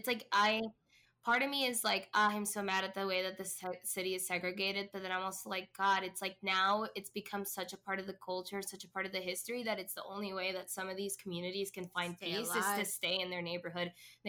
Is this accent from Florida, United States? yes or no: yes; Orlando, Florida, United States; now in Chicago, United States; I come from Florida, and that's a big, big Latinx community. And I come from Orlando, which is a huge tourist city.